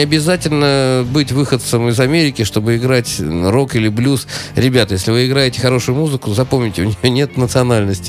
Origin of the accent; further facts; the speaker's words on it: Saint Petersburg, Russia; я петербуржец